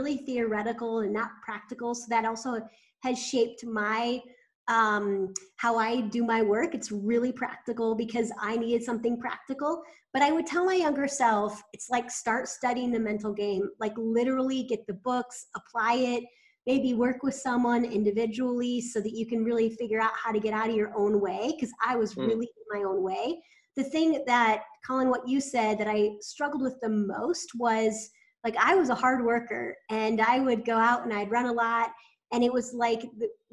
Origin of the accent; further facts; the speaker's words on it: Iowa, United States; I grew up in Iowa played a lot of sports.